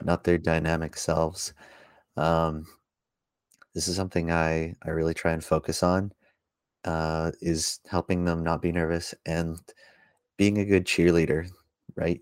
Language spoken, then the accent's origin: English; Langley, British Columbia, Canada; growing up in Langley